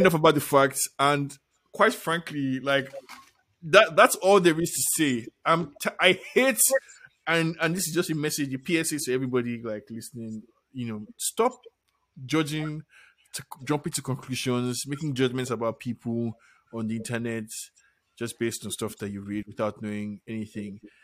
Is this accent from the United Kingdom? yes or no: no; Nigeria